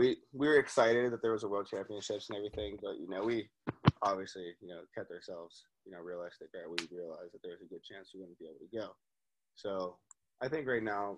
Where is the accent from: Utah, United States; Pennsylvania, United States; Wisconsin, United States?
Pennsylvania, United States; Pittsburgh; I'm from Pittsburgh. So, I grew up city of Pittsburgh, right outside. Little town called Oakwood, like, it's in the city.